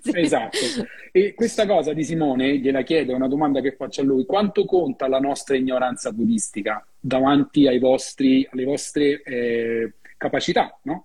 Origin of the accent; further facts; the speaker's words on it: Rome, Lazio, Italy; io lo dico da romano